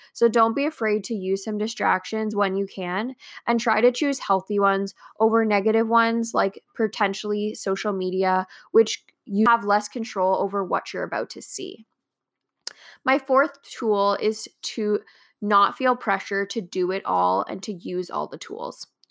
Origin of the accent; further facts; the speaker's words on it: Canada; I am a Canadian entrepreneur, blogger, architectural designer, and Crohn's warrior